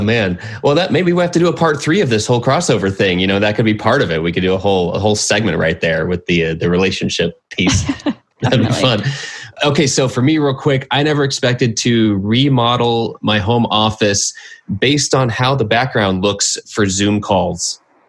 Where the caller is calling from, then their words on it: Phoenix, Arizona, United States; I'm calling in from Phoenix.